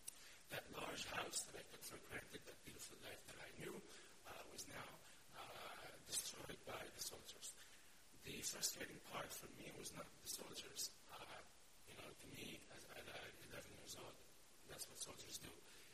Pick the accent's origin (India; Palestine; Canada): Palestine; Gaza, Gaza Strip; now in United States; I lived in the U.S. for 13 years, but I can still point to that house and say, I'm from Gaza, and I'm Palestinian, and I'm proud of that.